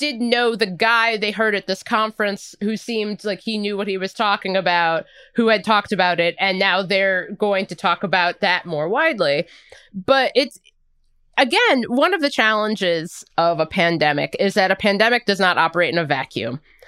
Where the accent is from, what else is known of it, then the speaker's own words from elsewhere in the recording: United States; I'm going to intentionally go to Red Robin and eat a burger because I'm an American.